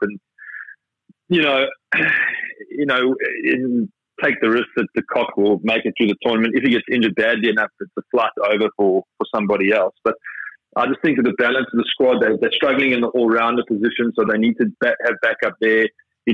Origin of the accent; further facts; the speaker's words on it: South Africa; being a South African opening batsman